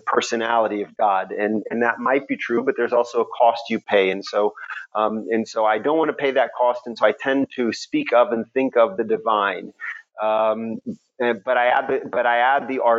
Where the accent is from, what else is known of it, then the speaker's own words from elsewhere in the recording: Houston, Texas, United States; Even though I was brought up in Houston, Texas, where there's obviously a lot of deeply observant religious, especially Christians, the immediate milieu in which I grew up tended to be very, very hyper intellectual.